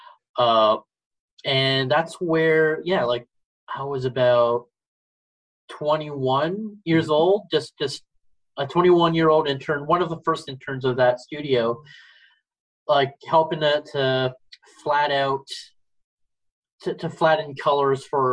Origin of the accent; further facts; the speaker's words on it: Brampton and Mississauga, outside Toronto, Ontario, Canada; I grew up in the suburbs of Brampton and Mississauga, which are neighboring outside of Toronto